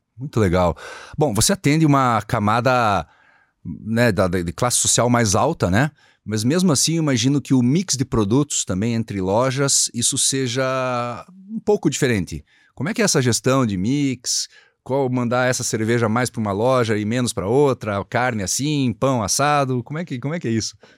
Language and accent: Portuguese; Curitiba, Paraná, Brazil; Eu sou nascido e criado em Curitiba